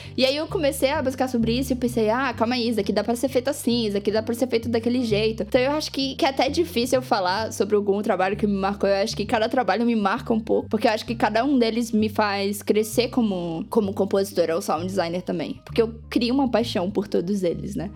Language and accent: Portuguese; Brazil; nós como brasileiros